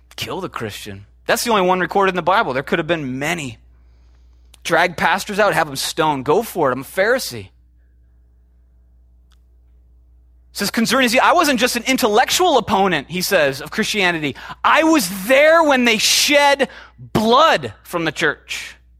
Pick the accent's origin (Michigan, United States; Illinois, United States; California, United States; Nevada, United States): Illinois, United States; Chicago; moved away; I'm from Chicago originally